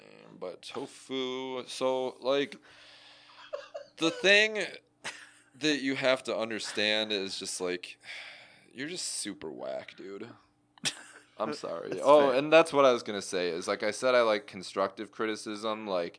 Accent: California, United States; I don't know if I mentioned I'm from the Bay Area.

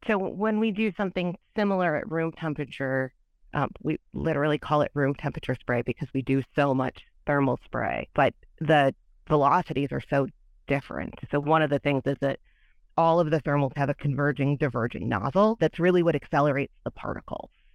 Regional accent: Michigan, United States; moved away; also born or lived in Illinois; I'm from Michigan, and my schooling is all in Illinois

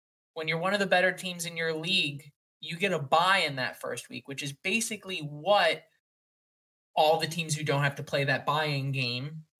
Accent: New Jersey, United States; we're all from New Jersey

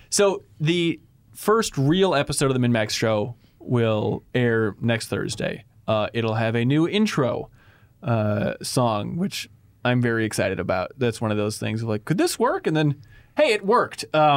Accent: Wilmer, Minnesota, United States; I grew up in Minnesota, like 100 miles west of here near the town of Wilmer. By here, I mean Minneapolis is where we're streaming from.

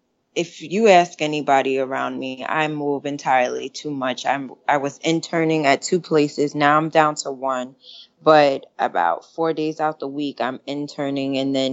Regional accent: Catskill, New York, United States; Catskill, upstate New York.

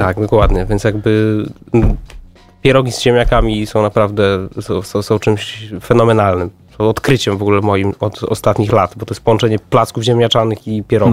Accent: Warsaw, Masovian Voivodeship, Poland; ja się wychowałem na Starym Żoliborzu, tam 12 lat chodziłem do szkoły muzycznej

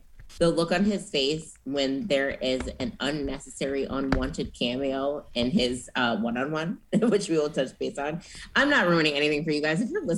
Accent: Minnesota, United States; cool, we're both from Minnesota.

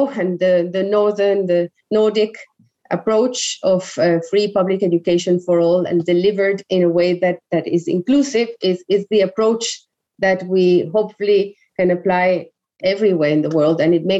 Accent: Colombia; English is a second language; As I said, I learned English. The majority of others in Colombia who wouldn't have access to that don't have that opportunity.

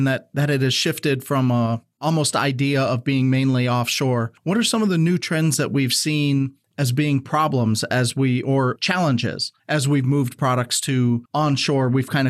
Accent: Midwest, United States; We're from the Midwest, so we deal with snow and cold all year.

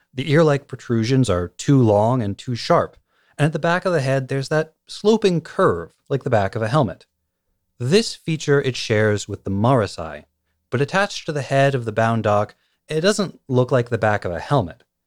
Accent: United States; I'm from the United States

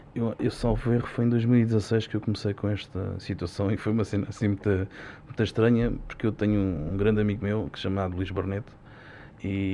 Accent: Portugal; tenho muito orgulho é ser português

